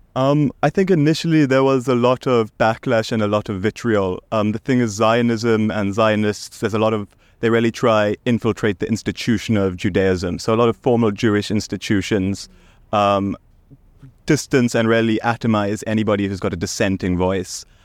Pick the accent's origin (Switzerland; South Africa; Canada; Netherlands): South Africa; I'm South African. I was born in South Africa